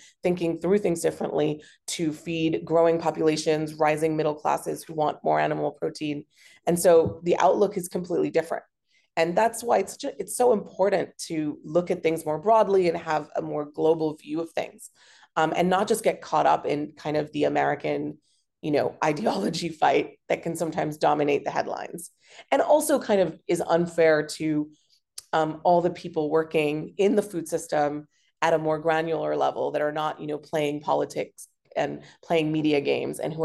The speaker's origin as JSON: {"language": "English", "country": "Hong Kong", "tie": "born or raised there", "said": "growing up in Hong Kong, because we have fantastic public transport and it's a pedestrian city"}